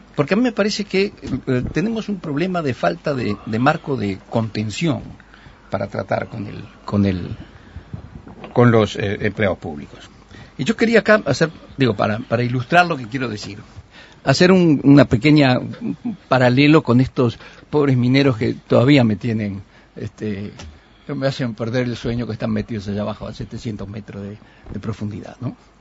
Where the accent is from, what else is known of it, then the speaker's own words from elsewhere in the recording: Uruguay; somos todos los uruguayos